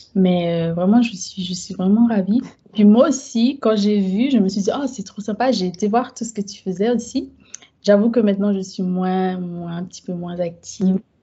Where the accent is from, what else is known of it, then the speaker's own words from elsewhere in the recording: Guadeloupe; moved away as an adult; also born or lived in Haiti; now in France; Je suis née en Guadeloupe, mes parents sont haïtiens, mais euh, j'ai été élevée vraiment, vraiment dans un cocon plutôt haïtien.